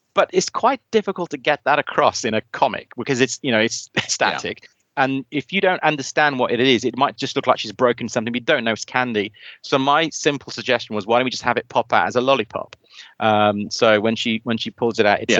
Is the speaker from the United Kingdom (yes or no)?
yes; South Wales, United Kingdom; now in near London, United Kingdom; I hail from South Wales, by the way. So it was ironic that I'm living near London